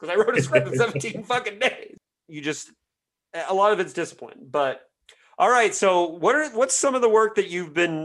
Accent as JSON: {"language": "English", "region": "Indiana", "country": "United States", "tie": "born or raised there", "said": "my home state of Indiana"}